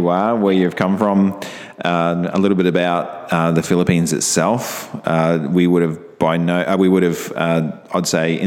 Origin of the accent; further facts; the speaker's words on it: Australia; also born or lived in Brisbane; they said, where are you from? And I said, Australia.